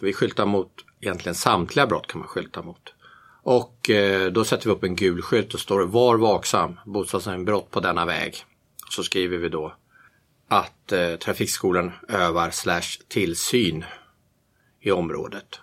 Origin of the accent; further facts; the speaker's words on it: Järfälla, Stockholm County, Sweden; moved away as an adult; also born or lived in Bromma, Stockholm; now in Tyresö, Sweden; jag är inte född i Tyresö, jag är född i Bromma, Västerled, och uppvuxen i Järfälla, Sälby växte jag upp